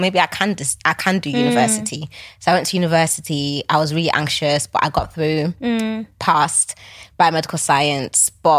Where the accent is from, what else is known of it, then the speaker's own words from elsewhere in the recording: Nigeria; also born or lived in Manchester / Cambridge / Liverpool; obviously I'm Nigerian.